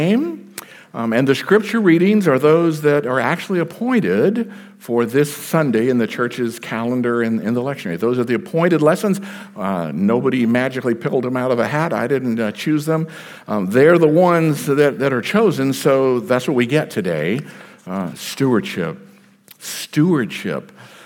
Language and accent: English; Texas, United States; moved away; also born or lived in South Carolina; I am a Texan by birth